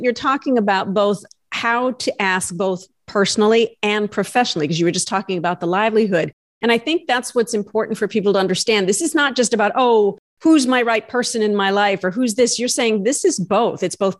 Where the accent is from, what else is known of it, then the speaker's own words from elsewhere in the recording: Pekin, Illinois, United States; part of my life, I grew up in Pekin, Illinois, so not too far away.